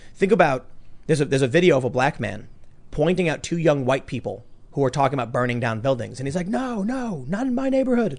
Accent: Chicago, Illinois, United States; moved away; I grew up in the city. Everyone's a Democrat

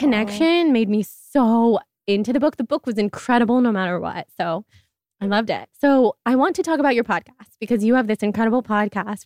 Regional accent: Sacramento, California, United States; moved away; also born or lived in New York; I'm from Sacramento.

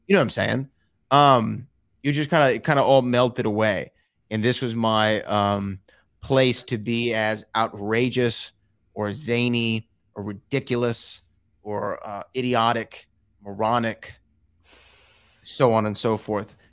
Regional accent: Houston, Texas, United States; it's in my hometown, that the Houston live event

